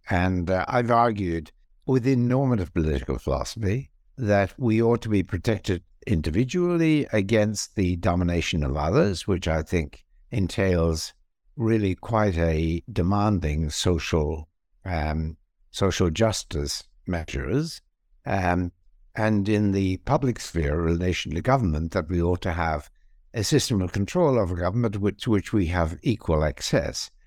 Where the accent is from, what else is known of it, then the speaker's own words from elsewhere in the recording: Ireland; moved away as an adult; also born or lived in England / Australia / Princeton, United States; I was born in Ireland. I was also trained in Ireland in philosophy. I moved then to England, where I had some positions there and moved in 1984 to the Australian National University